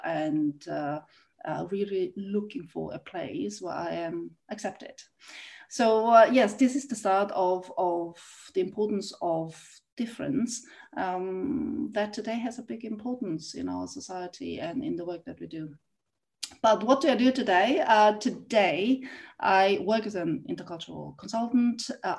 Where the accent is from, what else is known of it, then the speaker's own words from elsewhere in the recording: Vienna, Austria; also born or lived in South Korea; So I am East Asian. I look East Asian. And when I was 6 years old, my family moved to Vienna in Austria. And this was in 1979, so a long time ago. And I grew up in Austria